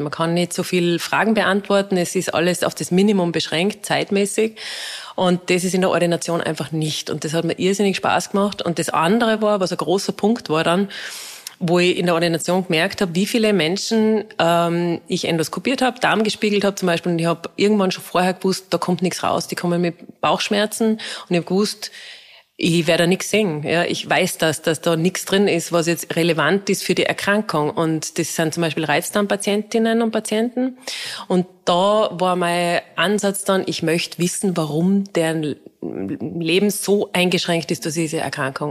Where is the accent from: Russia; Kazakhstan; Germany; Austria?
Austria; Innsbruck, Tyrol; moved away as an adult; also born or lived in Salzburg; ich bin ursprünglich aus Innsbruck, ja. bin dann nach Salzburg gekommen